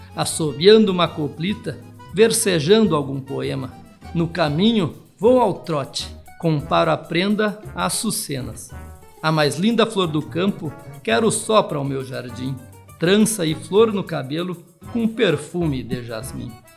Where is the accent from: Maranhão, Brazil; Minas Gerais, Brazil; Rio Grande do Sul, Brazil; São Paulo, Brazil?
Rio Grande do Sul, Brazil; Santa Maria; moved away; also born or lived in Tocantins / Goiás; sou natural de Santa Maria